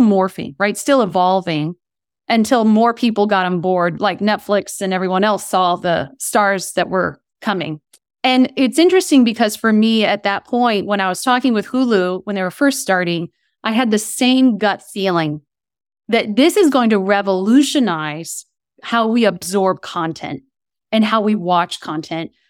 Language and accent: English; Kent, Ohio, United States; moved away as an adult; also born or lived in East Coast; now in Southern California, United States; I grew up in Kent, Ohio, where Kent State University is near Akron, Ohio